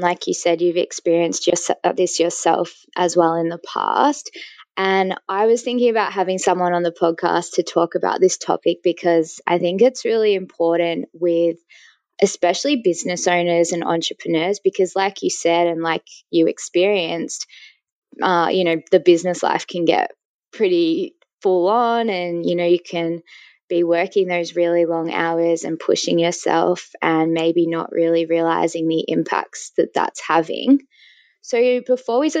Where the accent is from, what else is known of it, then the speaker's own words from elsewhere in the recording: Melbourne, Victoria, Australia; I'm from Melbourne